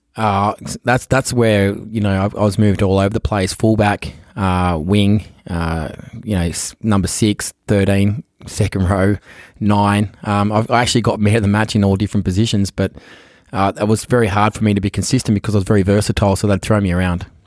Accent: Australia; moved away as an adult; also born or lived in San Francisco; I was born in the Royal Women's Hospital in Paddington, um, uh, back in nineteen

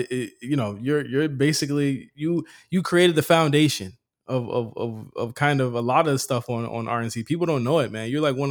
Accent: Virginia, United States; moved away as an adult; I packed my shit. I dipped out. You know what I mean? I came here from Virginia.

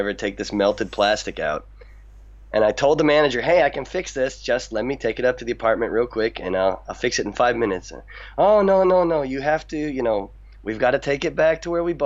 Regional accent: United States; moved away as an adult; now in Niigata, Japan; I'm an American

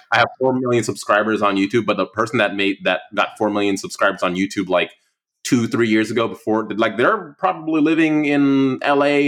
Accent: Oceanside, California, United States; moved away; also born or lived in Prince George's County, Maryland; I grew up in Ocean City in Oceanside, California

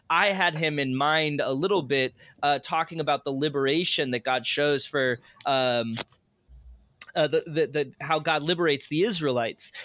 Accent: Chesterfield, Missouri, United States; I grew up in the suburbs. Uh, I grew up in Chesterfield, actually

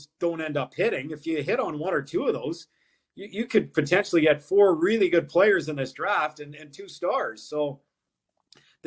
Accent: St. Albert, Alberta, Canada; I grew up in St. Albert.

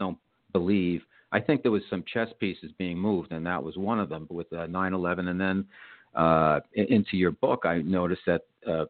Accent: New York, United States; being a New Yorker, I was here on the day 9/11

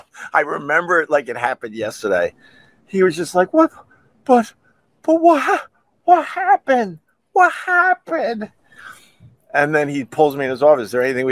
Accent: Long Island, New York, United States; I'm from Long Island

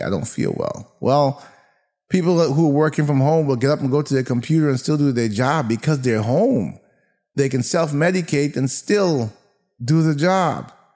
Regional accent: United States

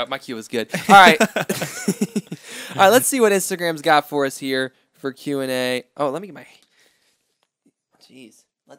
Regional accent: North Carolina, United States; North Carolina.

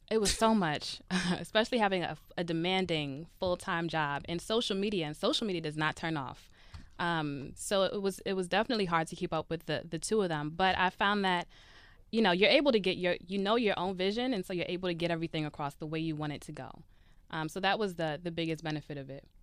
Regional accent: Brooklyn, New York, United States; I'm from Brooklyn, New York

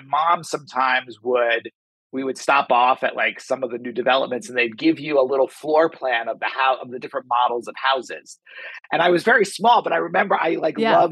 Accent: New York City, New York, United States; moved away as an adult; now in Los Angeles, United States; I grew up in New York City. I was raised in Staten Island mostly

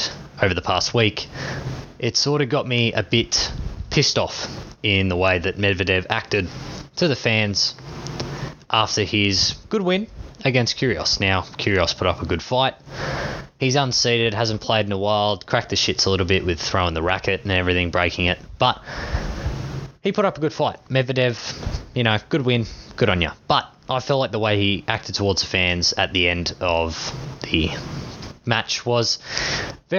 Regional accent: Australia; being Australian

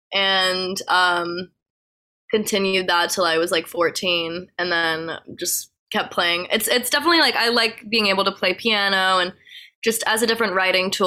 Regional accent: Providence, Rhode Island, United States; moved away as an adult; also born or lived in Los Angeles; now in West Hollywood, United States; I'm from Providence. I love Rhode Island.

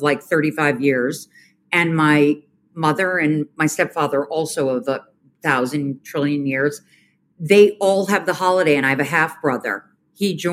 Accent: New York City, New York, United States; I grew up on the Upper East Side of Manhattan. When I was little, I was actually born at Mount Sinai Hospital

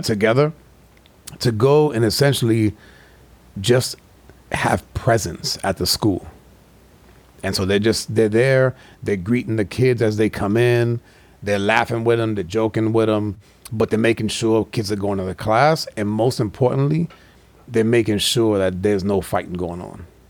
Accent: New York City, New York, United States; growing up in, like, New York City

